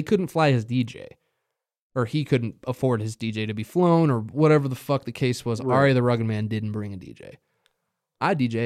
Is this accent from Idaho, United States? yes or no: yes; Boise, Idaho, United States; we're from Boise, and we're just rappers